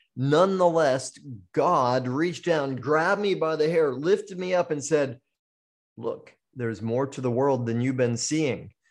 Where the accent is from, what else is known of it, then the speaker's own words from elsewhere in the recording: Maine, United States; now in Maui, United States; I was born in Maine, so I am a full-blooded maniac.